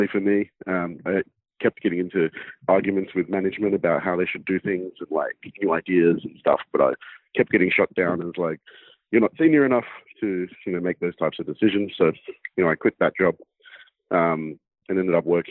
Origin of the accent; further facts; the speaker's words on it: Sydney, New South Wales, Australia; I grew up in Sydney's inner west, so Sydney, Australia